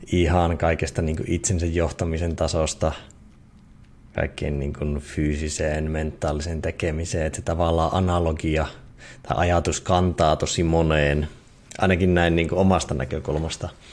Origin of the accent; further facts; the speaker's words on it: Eastern Finland, Finland; moved away; siinä Itä-Suomessa ja kotikonnuilla